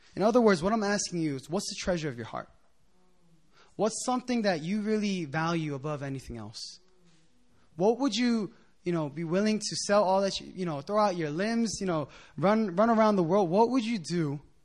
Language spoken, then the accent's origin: English; Philadelphia, Pennsylvania, United States; moved away as an adult; also born or lived in New Jersey / Japan; now in Korea; I'm from Philadelphia